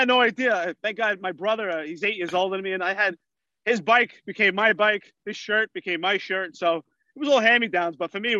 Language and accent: English; New York City, New York, United States; I grew up mostly in Staten Island and Brooklyn.